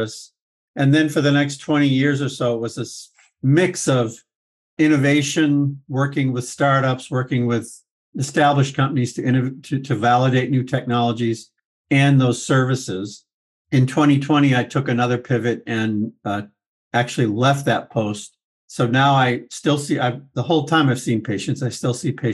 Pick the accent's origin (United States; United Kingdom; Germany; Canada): United States; Vermont; moved away as an adult; now in Boston, United States; I grew up in a small town in the state north of where I am now, Vermont.